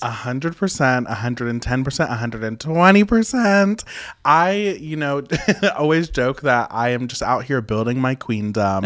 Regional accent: West Virginia, United States; I was born and raised in West Virginia. Super small town, super rural area

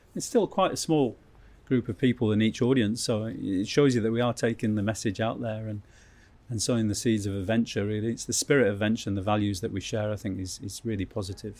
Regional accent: Keswick, North West England, United Kingdom; I grew up in Keswick

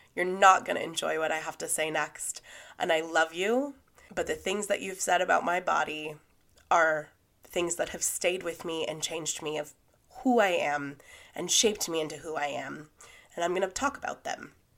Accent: California, United States; When I was growing up, I grew up in Lake Tahoe.

